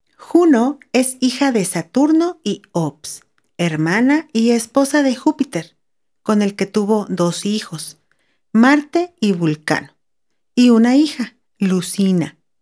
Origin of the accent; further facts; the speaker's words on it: Ensenada, Baja California, Mexico; now in San Luis Potosí, Mexico; crecí en una ciudad a la orilla del mar, específicamente en el puerto de Ensenada, Baja California